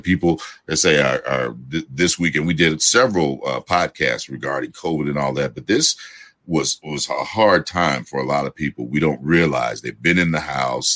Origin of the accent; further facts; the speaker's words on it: Gary, Indiana, United States; I'm from Gary, Indiana